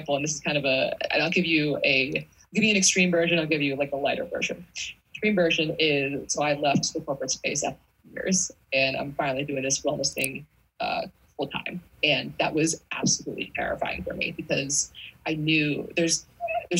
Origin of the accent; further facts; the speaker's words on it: East Coast, United States; I'm from the East Coast.